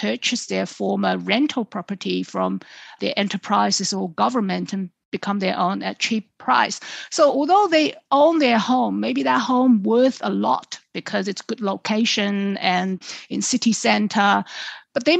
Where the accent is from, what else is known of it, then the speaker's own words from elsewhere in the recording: Suzhou, Jiangsu, China; my hometown Suzhou nearby in Jiangsu province